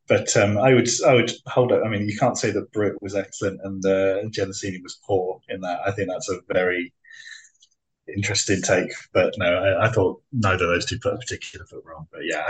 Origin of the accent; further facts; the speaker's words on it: England, United Kingdom; They'll definitely beat us in the beat England in the World Cup tomorrow.